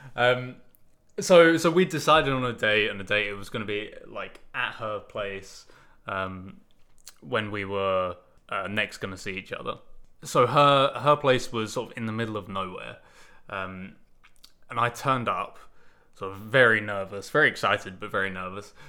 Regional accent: United Kingdom; I'm British

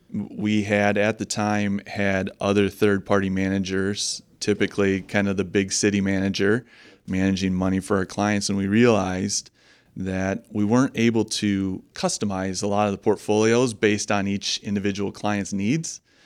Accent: Holland, Michigan, United States; I was born and raised in Holland, uh, Michigan. and still, uh, raising the family here.

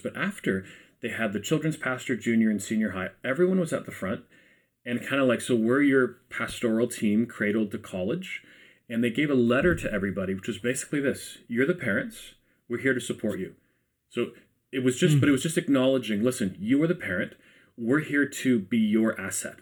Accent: Ajax, Ontario, Canada; I'm from Ajax myself

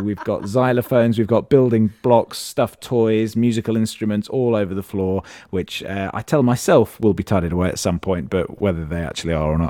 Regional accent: Leicester, East Midlands, United Kingdom; also born or lived in Berkshire; I was born in Leicester and grew up in Leicestershire, but my family on my father's side were all originally from Reading.

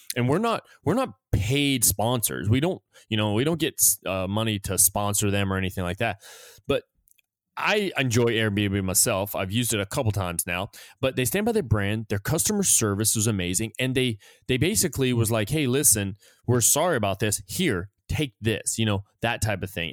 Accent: United States; moved away; we feel safer here than we do in our own country

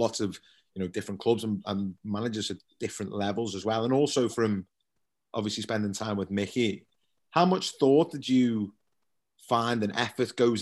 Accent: Birkenhead, North West England, United Kingdom; I grew up in Claughton.

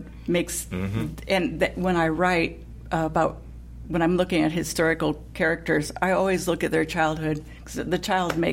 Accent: Fort Wayne, Indiana, United States; I'm from Fort Wayne, and there's a big Lincoln Museum there

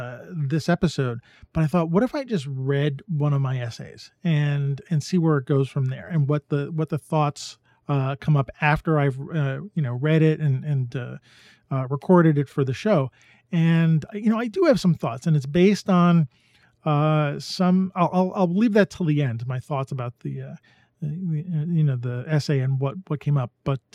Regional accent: New York City, New York, United States; I was born and raised in New York City. I grew up amongst the skyscraper valleys, the grimy streets, and the rushing crowds.

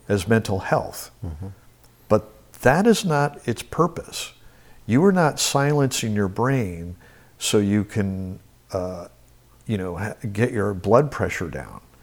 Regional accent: Albany, New York, United States; moved away; I grew up in Albany, New York

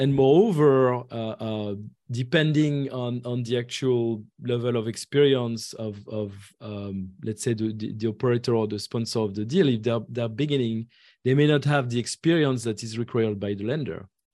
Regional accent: France; moved away as an adult; now in Atlanta, United States; I was, uh, uh, born and raised in France

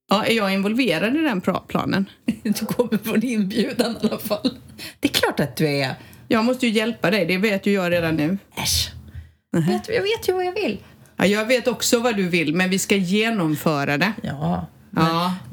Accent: southern Sweden, Sweden; Och vi har alltid haft vecka 8 nere i söder.

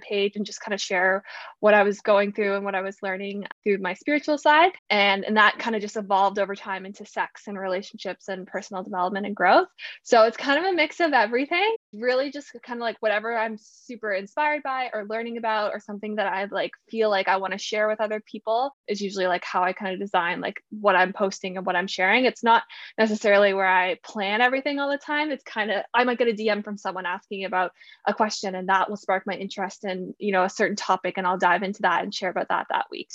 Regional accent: Ontario, Canada; moved away as an adult; now in Vancouver, Canada; I am originally from Ontario in Canada, but I moved out west and I live in Vancouver now

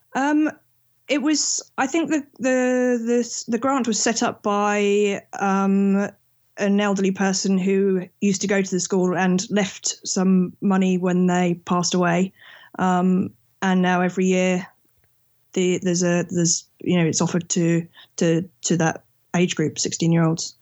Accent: England, United Kingdom; I'm from England, and I'm an engineer when I'm not traveling.

